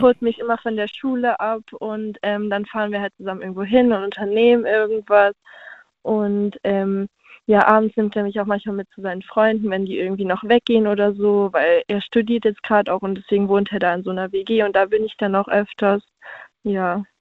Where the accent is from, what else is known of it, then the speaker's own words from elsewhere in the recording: Stuttgart, Baden-Württemberg, Germany; Aus Stuttgart